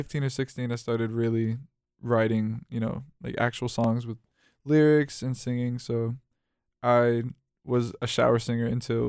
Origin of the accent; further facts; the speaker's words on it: Raleigh, North Carolina, United States; I'm from Raleigh, North Carolina.